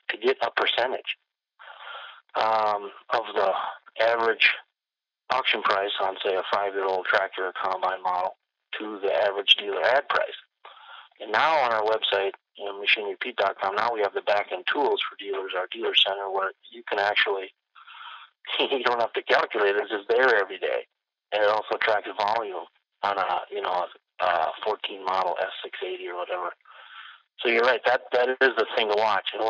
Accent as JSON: {"language": "English", "town": "Benson", "region": "Minnesota", "country": "United States", "tie": "born or raised there", "said": "she was working in my hometown of Benson, Minnesota"}